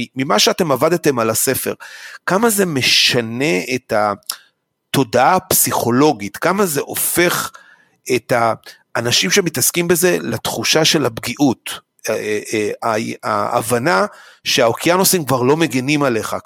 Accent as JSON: {"language": "Hebrew", "country": "Israel", "said": "אני כישראלי"}